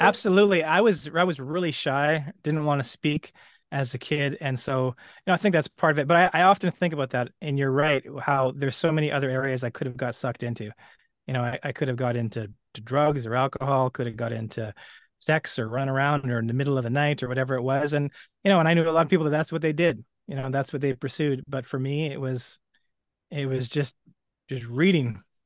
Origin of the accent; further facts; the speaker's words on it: Edmonton, Alberta, Canada; I grew up in Western Canada. I was born in Edmonton